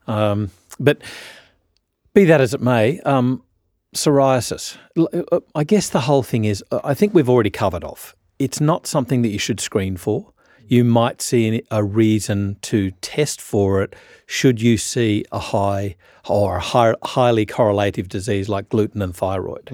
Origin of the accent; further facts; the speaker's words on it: Australia; I'm a Australian